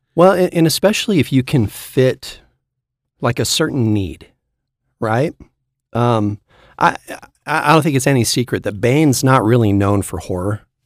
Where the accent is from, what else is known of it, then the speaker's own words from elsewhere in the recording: Sacramento, California, United States; I was from Sacramento